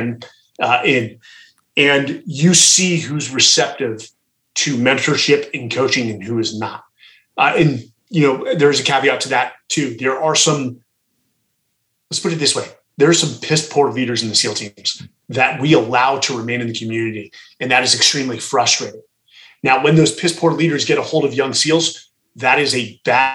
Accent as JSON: {"language": "English", "town": "Atherton", "region": "California", "country": "United States", "tie": "born or raised there", "said": "We grew up in Atherton, California, which is one of the most affluent towns in America."}